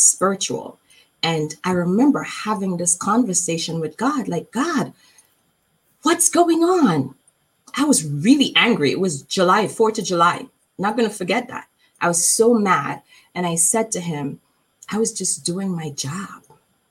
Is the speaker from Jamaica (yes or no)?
yes; Jamaica; I am from Jamaica. I am from the islands. I love my country